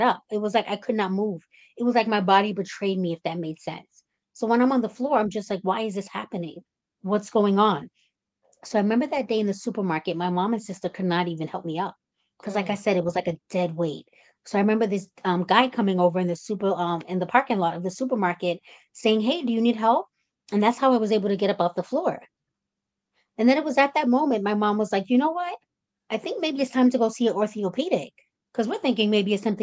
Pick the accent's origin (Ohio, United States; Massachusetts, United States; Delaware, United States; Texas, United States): Massachusetts, United States; Cambridge; I'm 36 years old, and I'm from Cambridge, Massachusetts